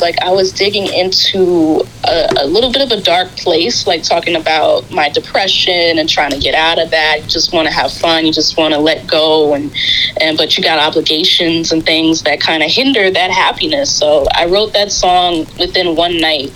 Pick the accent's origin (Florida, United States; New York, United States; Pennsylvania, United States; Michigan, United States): New York, United States; New York City; I'm from Queens, New York, uh, representing Queens